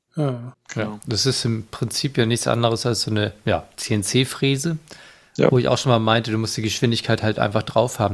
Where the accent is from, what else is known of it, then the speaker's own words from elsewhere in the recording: Northern Germany, Germany; Ich als Norddeutscher